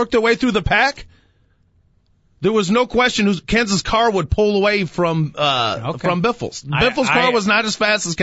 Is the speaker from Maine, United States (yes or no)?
no; Woodridge, Illinois, United States; I grew up in Woodridge right next to Bolingbrook